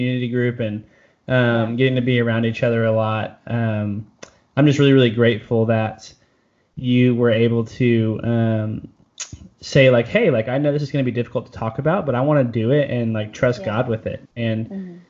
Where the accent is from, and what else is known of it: United States